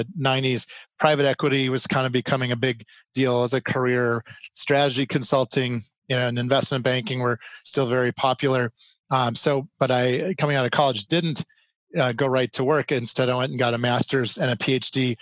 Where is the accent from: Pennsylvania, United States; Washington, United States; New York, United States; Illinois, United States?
Illinois, United States; Chicago; moved away as an adult; also born or lived in Los Angeles; now in Colorado, United States; I grew up in the Chicagoland area. So I'm from Chicago, and those were my formative years